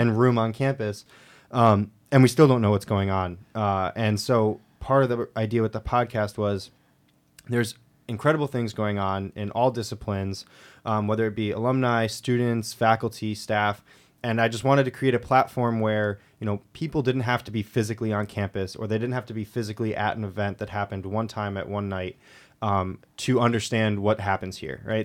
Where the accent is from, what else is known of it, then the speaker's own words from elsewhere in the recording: Granby, Connecticut, United States; I'm from, like, a smaller town in Connecticut